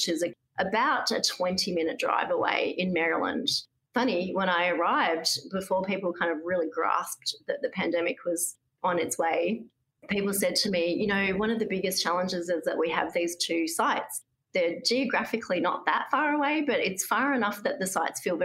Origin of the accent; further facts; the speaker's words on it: Australia; moved away as an adult; also born or lived in Boston, United States; now in United States; I came here from Australia where I was previously the chief scientist at the Australian Museum